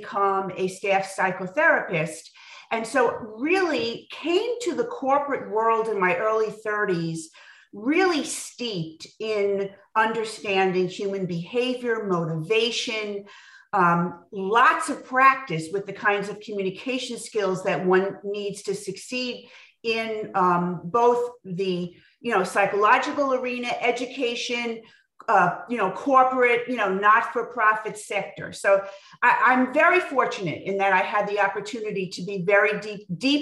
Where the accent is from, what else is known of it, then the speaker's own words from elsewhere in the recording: Long Island, New York, United States; now in Westchester, United States; I grew up in Long Island